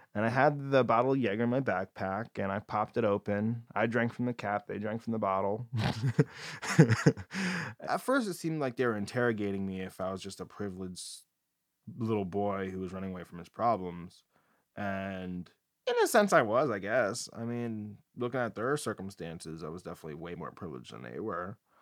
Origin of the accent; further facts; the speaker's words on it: New Jersey, United States; now in San Diego, United States; I'm from New Jersey